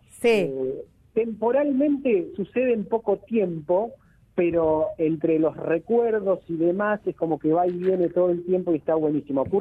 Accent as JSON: {"language": "Spanish", "country": "Argentina", "said": "argentino de sangre de charrúa."}